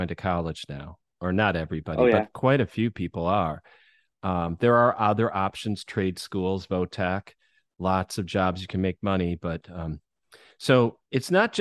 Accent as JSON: {"language": "English", "region": "Michigan", "country": "United States", "tie": "born or raised there", "moved": "yes", "said": "where I grew up in Michigan was a small town"}